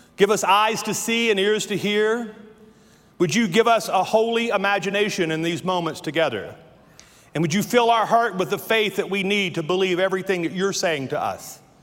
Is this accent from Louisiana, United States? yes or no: yes; Louisiana, United States; accent: southern; moved away; I have worked all my life not to sound like I'm from Louisiana, yet when I say words like that, I realize I was born in the bayou in Louisiana.